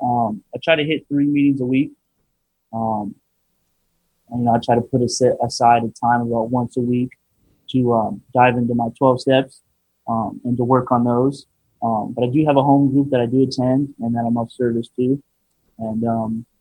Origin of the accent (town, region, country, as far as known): Riverside, California, United States